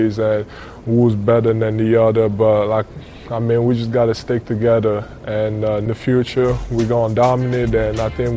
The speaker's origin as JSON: {"language": "English", "country": "Cameroon", "tie": "born or raised there", "moved": "yes", "said": "I'm from Cameroon, which is in Africa. And growing up, it was, I had the luxury to not be as poor as like other kids that I saw around me"}